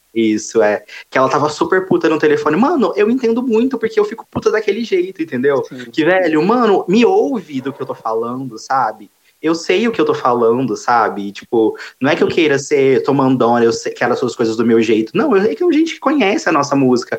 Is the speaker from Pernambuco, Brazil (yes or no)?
no; Franca, São Paulo, Brazil; eu sou de Franca interiorzão mesmo também